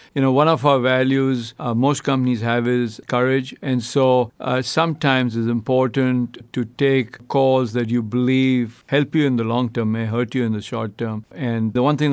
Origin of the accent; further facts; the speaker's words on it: India; moved away as an adult; now in United States; I grew up in India. You know, I've now been in the U.S. 22 years